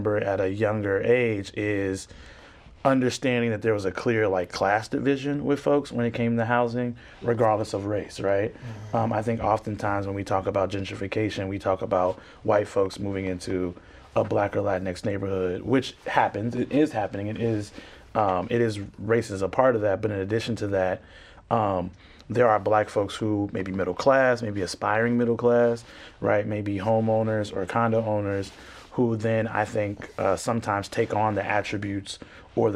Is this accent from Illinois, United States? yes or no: yes; Chicago, Illinois, United States; I'm from South Shore, born and raised from Chicago